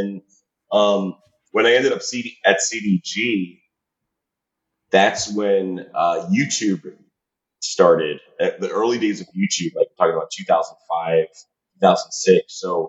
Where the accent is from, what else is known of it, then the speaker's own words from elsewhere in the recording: Highland Park, New Jersey, United States; moved away as an adult; now in Colombia; I grew up in Highland Park, New Jersey, right by Rutgers University, Brunswick.